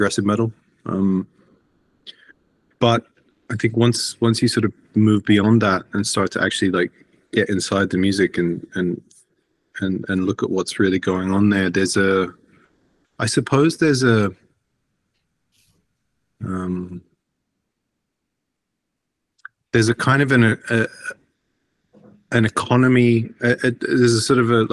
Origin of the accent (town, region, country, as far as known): Australia; born or raised there; moved away as an adult; now in Iceland